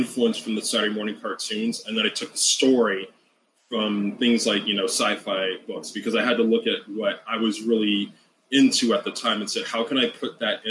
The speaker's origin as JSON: {"language": "English", "region": "Hawaii", "country": "United States", "tie": "born or raised there", "said": "I grew up in Hawaii"}